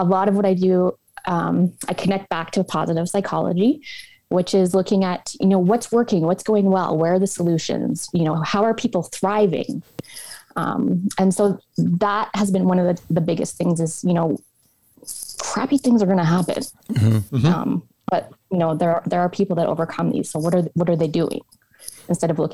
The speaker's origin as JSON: {"language": "English", "town": "Edmonton", "region": "Alberta", "country": "Canada", "said": "I'm originally from Edmonton, Alberta. Both my parents are from this area and come from large families"}